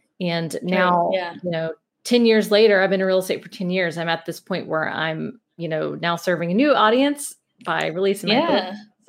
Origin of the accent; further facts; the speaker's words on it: Mobile, Alabama, United States; accent: Southern; Yeah, I'm from Mobile, Alabama. So, and a lot of people don't believe that because they don't have a strong Southern accent, but it comes out at times. So yeah, we born and raised in Mobile, my husband as well.